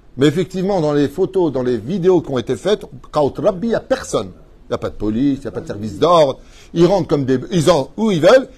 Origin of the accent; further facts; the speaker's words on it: Israel; chez nous, en Israël